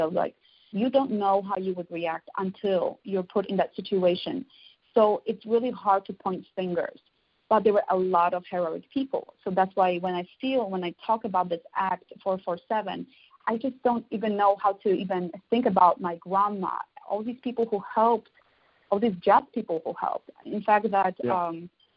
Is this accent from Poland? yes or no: yes; Poland; English is a second language; now in Chicago, United States; I grew up in Poland